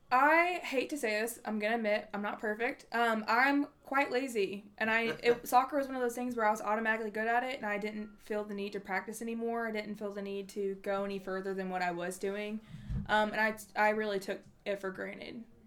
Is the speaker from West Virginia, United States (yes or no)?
no; Nashville, Tennessee, United States; I am from Nashville, Tennessee